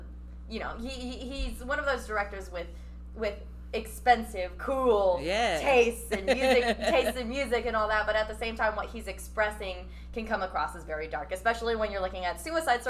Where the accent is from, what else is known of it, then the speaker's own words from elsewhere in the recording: Philippines; No, I'm Filipina.